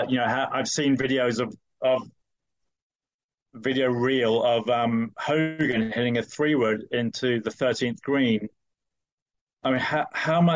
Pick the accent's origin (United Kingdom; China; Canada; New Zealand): United Kingdom; moved away as an adult; now in United States; I'm British, but I've been in the States for 20 years